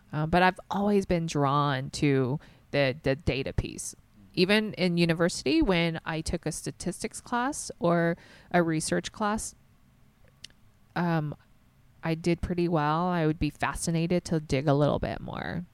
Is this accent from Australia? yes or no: no; the South, United States; born or raised there